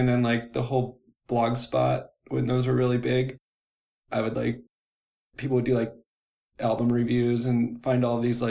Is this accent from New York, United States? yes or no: no; Orange County, California, United States; now in Seattle, United States; I'm from Orange County